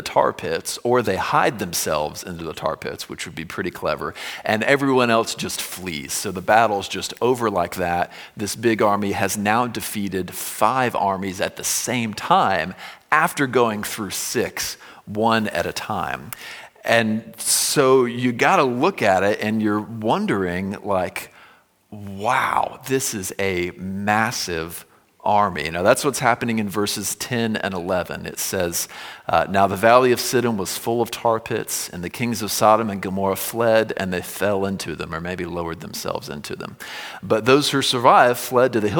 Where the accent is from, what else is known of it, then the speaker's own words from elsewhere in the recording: Florida, United States; when I was growing up in Florida